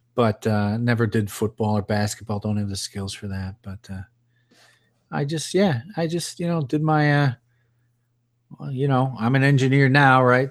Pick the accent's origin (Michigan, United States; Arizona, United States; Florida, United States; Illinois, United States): Illinois, United States; Chicago; moved away as an adult; Both Melissa and I are from Illinois. We're from around Chicago